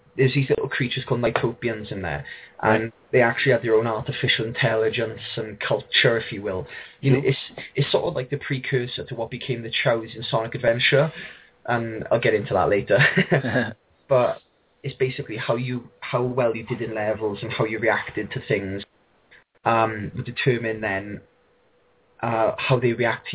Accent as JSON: {"language": "English", "region": "South Wales", "country": "United Kingdom", "tie": "born or raised there", "said": "I grew up around here in South Wales"}